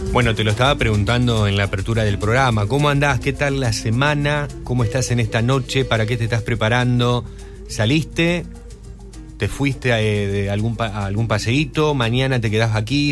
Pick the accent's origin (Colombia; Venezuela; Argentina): Argentina; Rosario, Santa Fe; soy rosarino